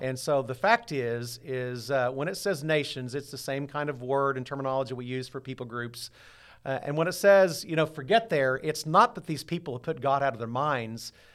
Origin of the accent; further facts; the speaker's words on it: Southwest Missouri, United States; also born or lived in Dallas; I grew up here in Southwest Missouri